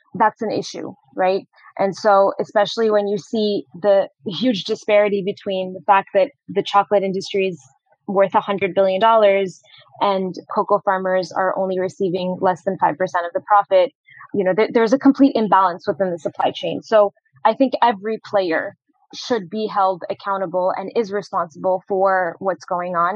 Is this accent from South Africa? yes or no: no; Morocco; moved away as an adult; also born or lived in Boston, United States; I was born and raised in Morocco and actually went to the US for college.